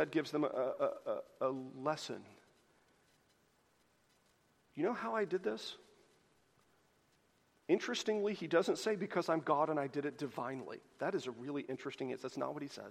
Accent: the South, United States; This is the kind of Christianity that as a Southerner, I am so incredibly well-versed

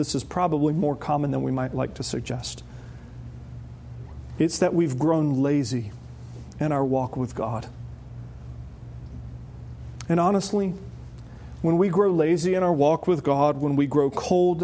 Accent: the South, United States; growing up in the South. Growing up in the South, everybody I knew said they were a Christian.

